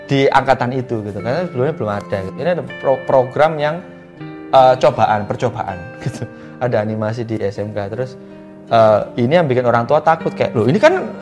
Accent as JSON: {"language": "Indonesian", "region": "Java", "country": "Indonesia", "said": "Misalnya saya orang Jawa ya, saya menggunakan karya berbahasa Jawa."}